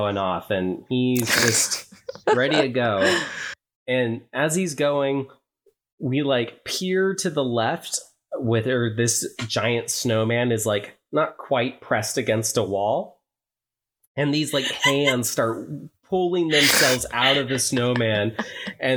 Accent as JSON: {"language": "English", "region": "Oregon", "country": "United States", "said": "I'm from Oregon."}